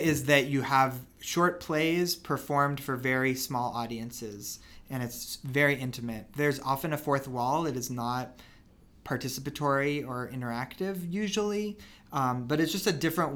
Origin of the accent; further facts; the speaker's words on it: Denver, Colorado, United States; I grew up here in Denver. I'm 6th generation Denverite